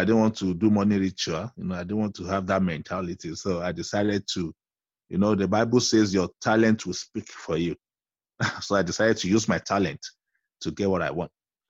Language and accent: English; Nigeria; I lived in several villages in Nigeria because of the nature of my father's job, like a missionary.